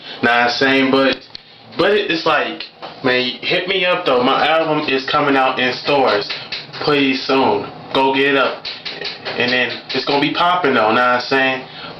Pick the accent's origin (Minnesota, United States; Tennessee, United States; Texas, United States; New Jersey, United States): Minnesota, United States; Minneapolis; I'm from Northside Zone, Twin City, Minnesota. That's where I'm from.